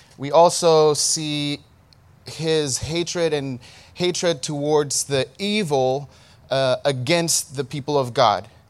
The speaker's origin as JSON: {"language": "English", "country": "Ethiopia", "said": "In, in Ethiopia, we say Saul"}